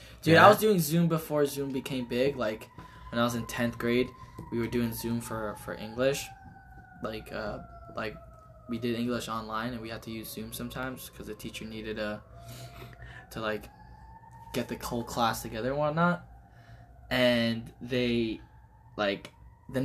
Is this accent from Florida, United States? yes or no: yes; Miami, Florida, United States; now in Wilkes-Barre, United States; I'm from Miami.